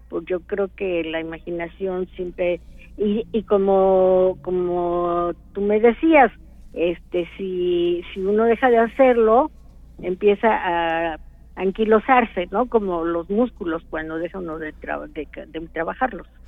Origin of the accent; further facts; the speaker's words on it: Orizaba, Veracruz, Mexico; yo soy de Orizaba